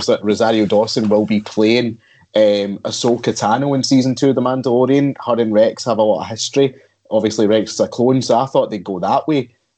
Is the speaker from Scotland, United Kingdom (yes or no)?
yes; Glasgow, Scotland, United Kingdom; No, I'm just obviously from Glasgow.